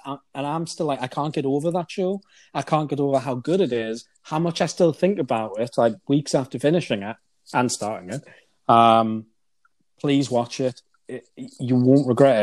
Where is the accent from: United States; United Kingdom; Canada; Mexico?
United Kingdom; I'm British